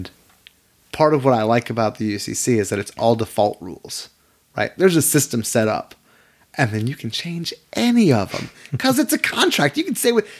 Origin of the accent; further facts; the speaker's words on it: United States; as an American